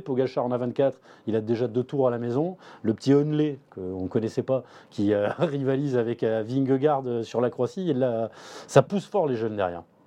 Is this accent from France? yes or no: yes; the South, south of France, France; je suis du Sud